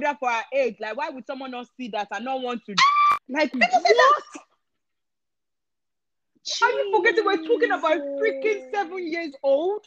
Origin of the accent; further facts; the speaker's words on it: Nigeria; I grew up in Nigeria.